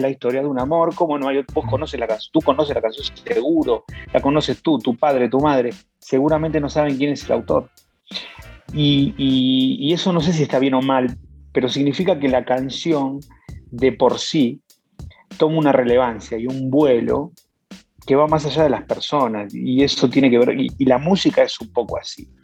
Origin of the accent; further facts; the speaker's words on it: Buenos Aires, Argentina; now in Mexico; soy un chaparrito argentino que nació en, Buenos Aires y se vino a México